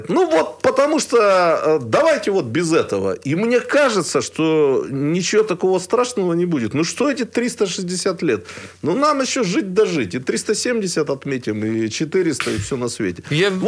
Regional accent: Irkutsk, Irkutsk Oblast, Russia; Вот как иркутянин.

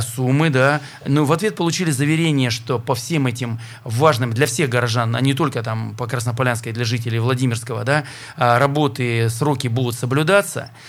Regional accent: Perm, Perm Krai, Russia; как пермяк

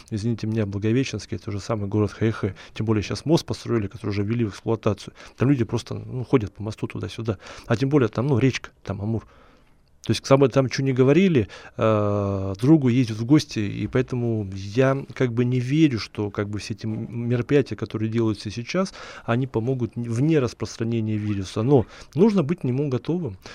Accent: Far East, Russia; хотя, ну, я сам с Дальнего Востока

